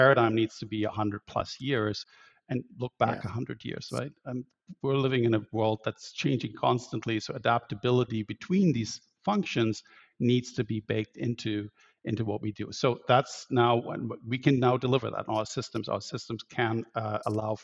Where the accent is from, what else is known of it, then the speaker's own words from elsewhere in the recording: Germany; moved away as an adult; also born or lived in Barcelona / Berlin; now in Vancouver, Canada; I'm an architect, and I was I grew up in Germany